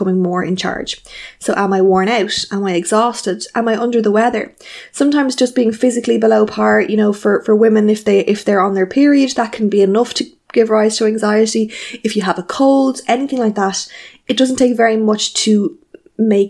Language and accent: English; Ireland; as Irish people